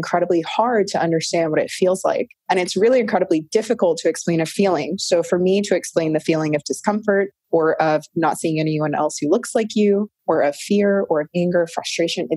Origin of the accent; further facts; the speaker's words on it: North Carolina, United States; now in California, United States; I was born in North Carolina. I'm a biracial female. And what I recognized growing up in the South